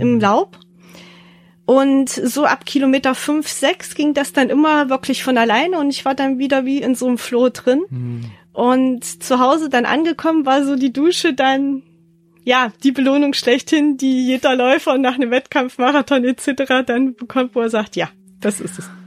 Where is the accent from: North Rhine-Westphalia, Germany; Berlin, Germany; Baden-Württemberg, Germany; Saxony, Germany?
Saxony, Germany; Leipzig; meine Heimat Leipzig